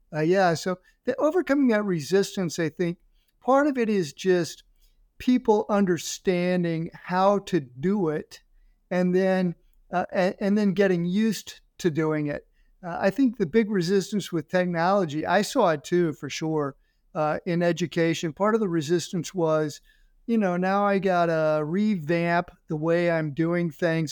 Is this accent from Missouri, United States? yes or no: yes; St. Louis, Missouri, United States; moved away as an adult; also born or lived in Florida / Ohio; I'm from Saint Louis